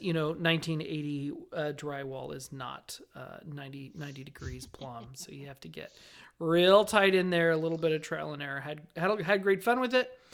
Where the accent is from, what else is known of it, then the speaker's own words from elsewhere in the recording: Las Vegas, Nevada, United States; I grew up in Las Vegas